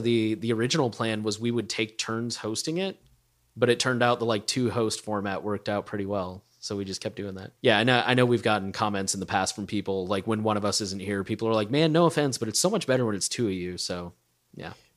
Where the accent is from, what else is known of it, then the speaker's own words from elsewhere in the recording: Texas, United States; I'm from Texas